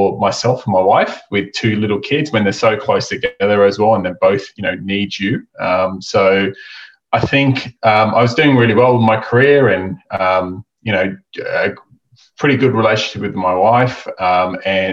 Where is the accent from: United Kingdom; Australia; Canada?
Australia; accent: Aussie; my Aussie accent